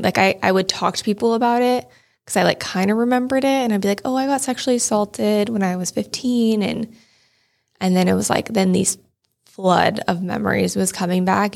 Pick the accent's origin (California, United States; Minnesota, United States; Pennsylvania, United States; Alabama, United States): California, United States; Shingle Springs; also born or lived in Marin County; I grew up in Shingle Springs, which is like a small town outside of Placerville